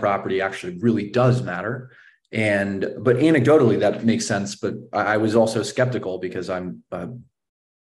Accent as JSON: {"language": "English", "town": "Palo Alto", "region": "California", "country": "United States", "tie": "born or raised there", "also_born_or_lived": "San Francisco", "said": "I grew up in Palo Alto"}